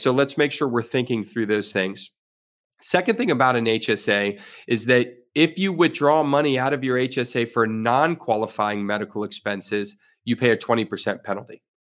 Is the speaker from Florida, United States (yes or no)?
yes; Florida, United States; I was born and raised here in Florida